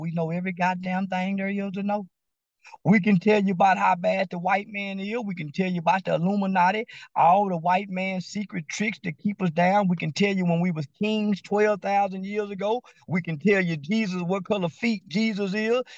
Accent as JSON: {"language": "English", "country": "United States", "tie": "born or raised there", "said": "I'm an American boy. American, born here, the seed of that nigger slave"}